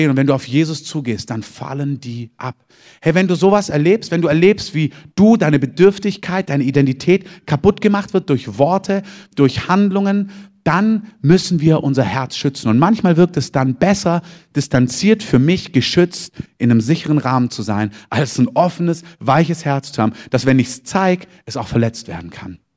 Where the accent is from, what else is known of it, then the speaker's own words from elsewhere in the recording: Southern Germany, Germany; now in Berlin, Germany; Also ich bin Süddeutscher und wohne in Berlin, aber ich bin nicht von meinen Eltern geflohen.